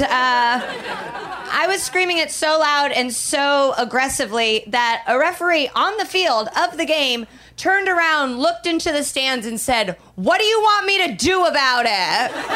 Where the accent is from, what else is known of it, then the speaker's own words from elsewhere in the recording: Midwest, United States; I'm from the Midwest.